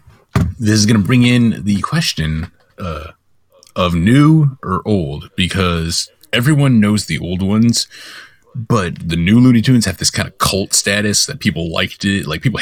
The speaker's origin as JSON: {"language": "English", "region": "Michigan", "country": "United States", "tie": "born or raised there", "said": "the Michigan Ohio rivalry is based on like U of M versus Ohio State, and that's my hometown, not Detroit."}